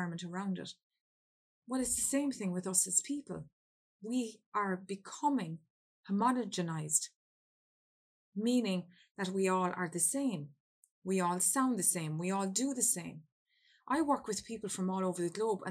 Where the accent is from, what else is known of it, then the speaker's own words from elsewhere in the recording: Ireland; I come from Ireland